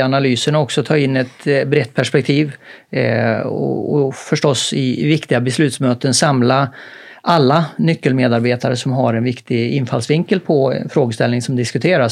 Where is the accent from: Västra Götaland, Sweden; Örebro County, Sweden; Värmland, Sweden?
Värmland, Sweden; Karlstad; moved away; hemma i Karlstad. Då hade vi ett tekniskt gymnasium